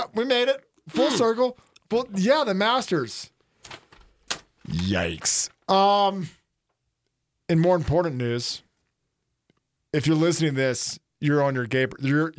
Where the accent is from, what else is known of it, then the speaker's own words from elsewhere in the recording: Gulf Coast, Southern Alabama, United States; being from the Gulf Coast in Southern Alabama.